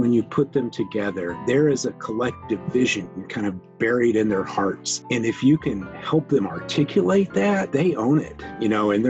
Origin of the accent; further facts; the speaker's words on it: St. Louis, Missouri, United States; But I went to high school in St. Louis, Missouri, in a suburb of St. Louis. So that's really where I would call home.